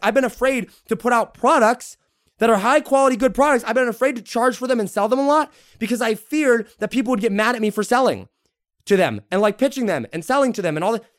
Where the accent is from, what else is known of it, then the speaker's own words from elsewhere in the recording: United States; I'm an American first